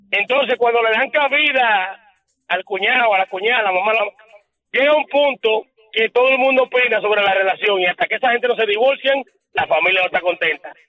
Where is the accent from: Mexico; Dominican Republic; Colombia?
Dominican Republic; Cibao; yo soy cibaeño